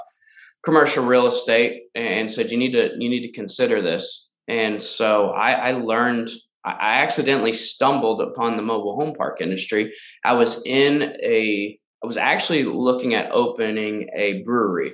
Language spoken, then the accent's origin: English; Danville, Virginia, United States; moved away as an adult; also born or lived in Lynchburg, Virginia; now in Charlotte, United States; my hometown of Danville, Virginia.